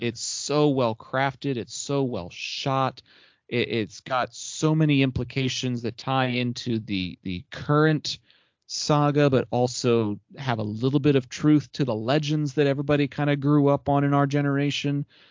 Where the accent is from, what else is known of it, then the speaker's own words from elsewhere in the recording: Texas, United States; I'm a Texan